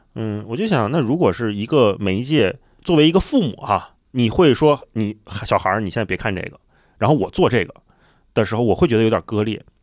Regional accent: Beijing, China; 虽然我是出生在北京，但是我爸妈不是北京人

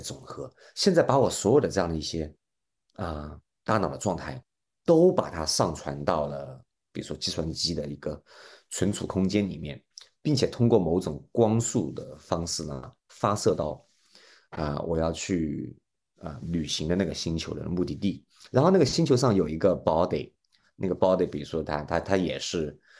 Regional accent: China; 那同样，我们中国人呢

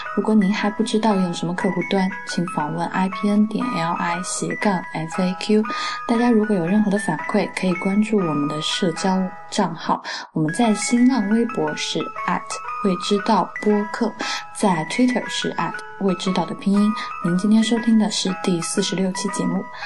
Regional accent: Fujian, China; 我是福建人

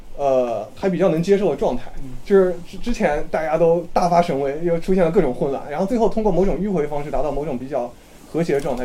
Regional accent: China; 我们中国人是爱好和平的民族

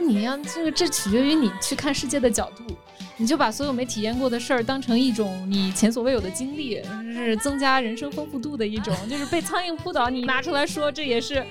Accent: China; moved away as an adult; also born or lived in United States; 我在中国长大

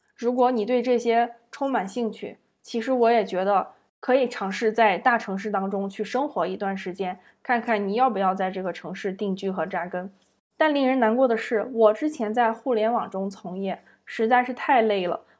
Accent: Zibo, Shandong, China; moved away as an adult; also born or lived in Beijing / Guangzhou / Shanghai; 让我对自己的家乡山东淄博有了更为准确的认知。

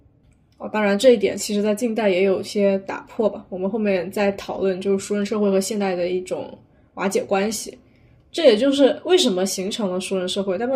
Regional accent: near Wenzhou, southern Zhejiang, China; 以我们那边为例，江浙地区浙南为例，像温州附近的地区

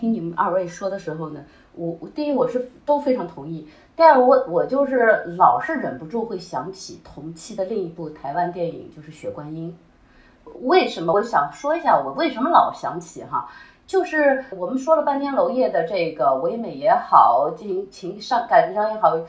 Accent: China; 就就是我们中国人起心就开始拍片。

